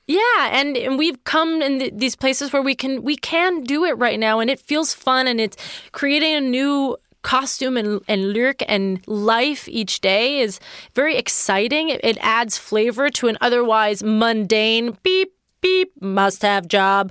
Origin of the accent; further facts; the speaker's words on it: Pittsburgh, Pennsylvania, United States; I recorded it in Pittsburgh, Pennsylvania, my hometown